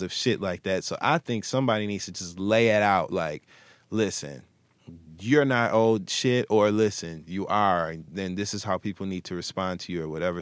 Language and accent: English; Flint, Michigan, United States; I'm from Michigan, Flint, Michigan specifically.